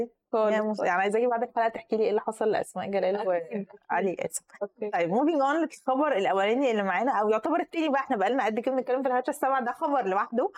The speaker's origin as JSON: {"language": "Arabic", "country": "Egypt", "said": "إحنا كمصريين"}